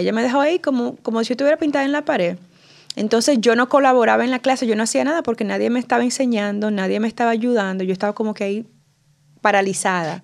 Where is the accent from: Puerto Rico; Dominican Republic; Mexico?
Dominican Republic; accent: acento de Nueva York, acento de latino; also born or lived in New York City; now in New York, United States; yo crecí en la República Dominicana